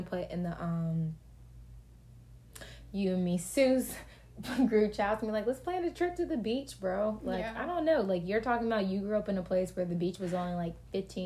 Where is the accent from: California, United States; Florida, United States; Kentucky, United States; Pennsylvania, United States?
Florida, United States; I am from Florida